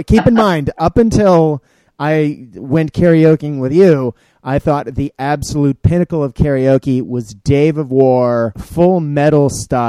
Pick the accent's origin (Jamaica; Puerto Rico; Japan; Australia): Japan; a good chunk of that has come from my time growing up in Japan